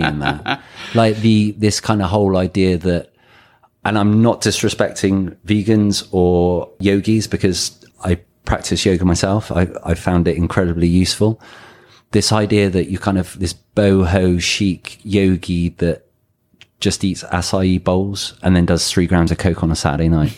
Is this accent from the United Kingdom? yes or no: yes; England, United Kingdom; also born or lived in Thailand; now in Mexico; I'm English.